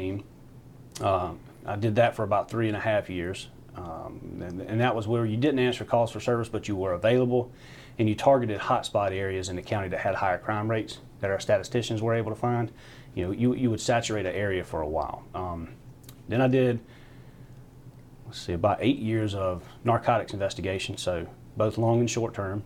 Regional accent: Belton, South Carolina, United States; I grew up in Belton. So just down the road from downtown Anderson, about 12 minutes. Been there just about my whole life.

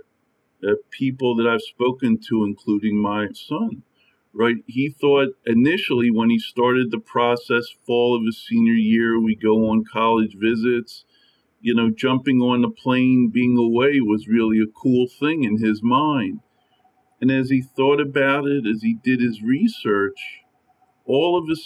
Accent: Pennsylvania, United States; I'm from Pennsylvania

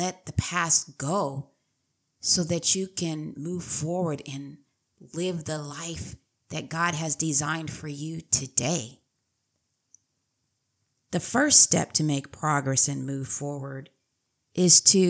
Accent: San Diego, California, United States; also born or lived in Riverside County; I was born and raised in San Diego

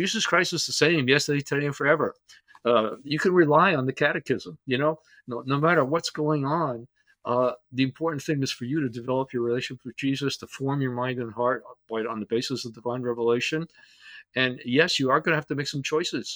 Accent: Teaneck, New Jersey, United States; growing up in Teaneck, New Jersey

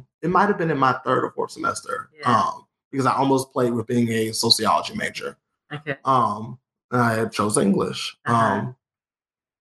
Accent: Columbus, Georgia, United States; moved away as an adult; now in Lawrence, United States; I'm from Georgia. I'm born and raised in Columbus, Georgia

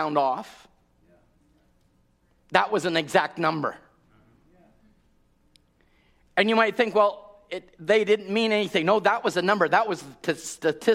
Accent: Canada; I'm a Canadian

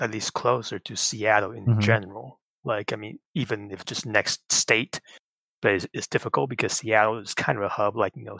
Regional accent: Taiwan; I'm from Taiwan

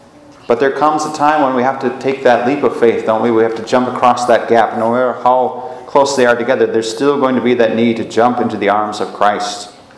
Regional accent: United States; as American Catholics

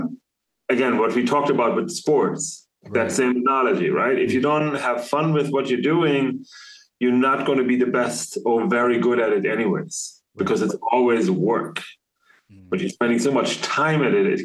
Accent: Germany; I was born and raised in Germany

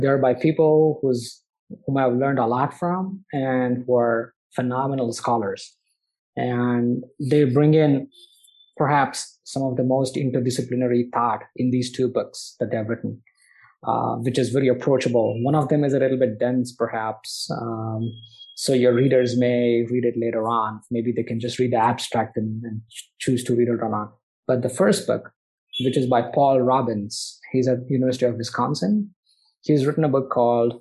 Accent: Bangalore, Karnataka, India; my hometown in Bangalore

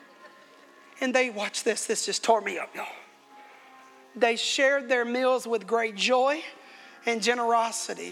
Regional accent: United States; I am American

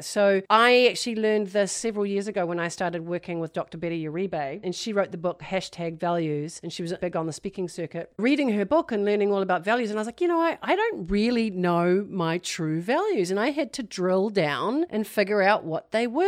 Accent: New Zealand; moved away; I'm from New Zealand originally

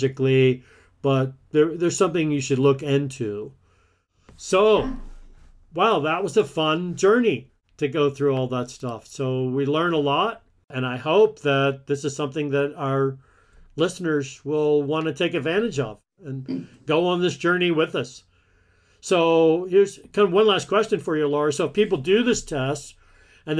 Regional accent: Alabama, United States; I grew up in the Deep South in Alabama

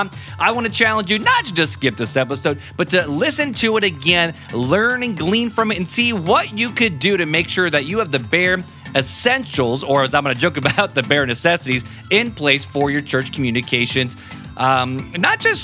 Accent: South Bend, Indiana, United States; I'm from South Bend, Indiana

